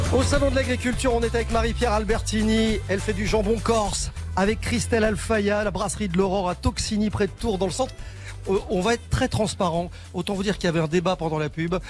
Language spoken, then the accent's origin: French; Belgium; moved away; je suis belge d'origine